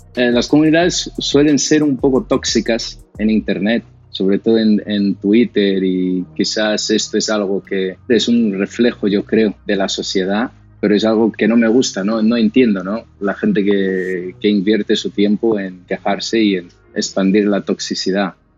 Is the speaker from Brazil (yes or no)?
yes; Brazil; Spanish is a second language; moved away as an adult; now in Spain; cuando llegué a España, yo soy de Brasil, en 2009